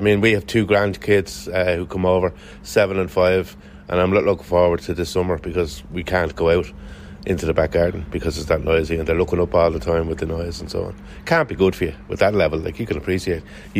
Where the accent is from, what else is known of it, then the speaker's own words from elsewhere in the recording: St Margaret's, Leinster, Ireland; I'm from St Margaret's. My wife's from St Margaret's. So this is where we've always lived.